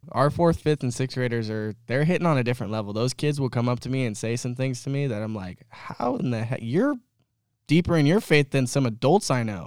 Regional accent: Kelseyville, California, United States; I grew up in Kelseyville, so up in Lake County where all of us weird hillbillies live

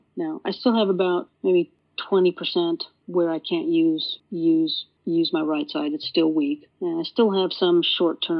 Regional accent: San Francisco Bay Area, California, United States; I grew up in the San Francisco Bay Area

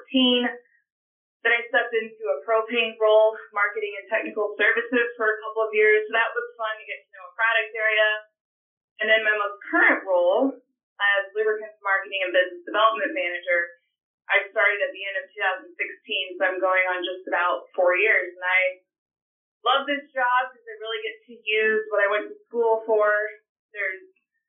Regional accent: Henry County, Illinois, United States; now in Bloomington, United States; I actually started in the GrowMark FS system in my hometown at Gold Star FS.

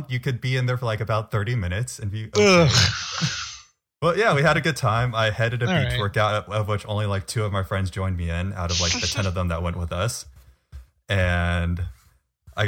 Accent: California, United States; moved away as an adult; now in Massachusetts, United States; I grew up in California, so I grew up basically on the beach

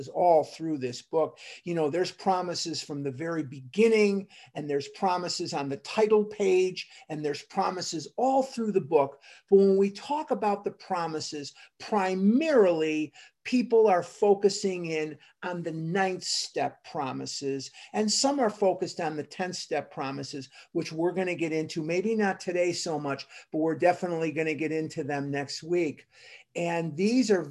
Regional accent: Chicago, Illinois, United States; I grew up in Chicago

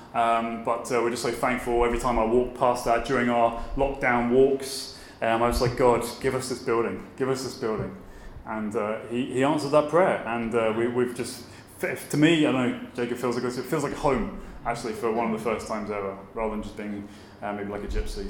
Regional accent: Brighton, South East England, United Kingdom; moved away as an adult; also born or lived in Aberdeen / Glasgow; now in Belfast, United Kingdom; I'm from Brighton or near Brighton in Sussex, in the south of England. Um, I left there aged 18

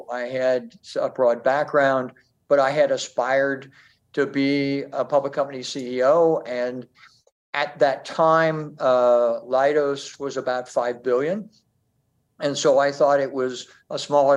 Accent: Midwest, United States; moved away; I grew up in the Midwest.

